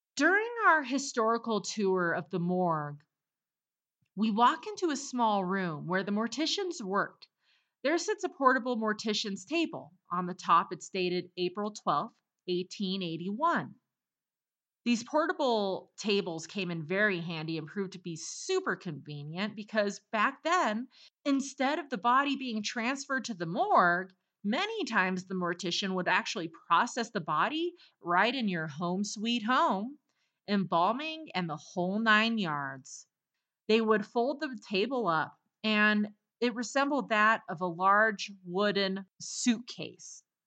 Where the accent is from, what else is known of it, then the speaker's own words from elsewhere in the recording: Colorado, United States; moved away; I just made it to Colorado a couple days ago. My home state